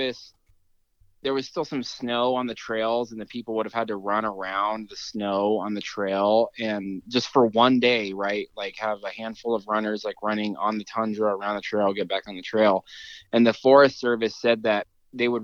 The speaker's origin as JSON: {"language": "English", "town": "Durango", "region": "Colorado", "country": "United States", "tie": "born or raised there", "said": "where I'm from here in Colorado, where I grew up outside of Durango"}